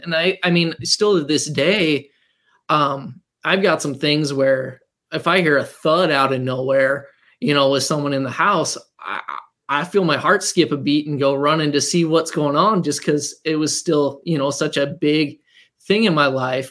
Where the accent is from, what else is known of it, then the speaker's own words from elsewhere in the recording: Montana, United States; moved away as an adult; also born or lived in North Dakota; We uh, were high school sweethearts growing up in Montana